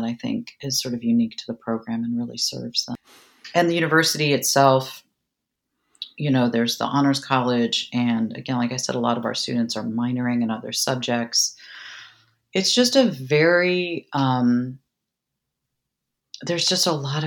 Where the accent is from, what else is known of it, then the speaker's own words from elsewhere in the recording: New York City, New York, United States; now in San Marcos, United States; I'm a girl from New York City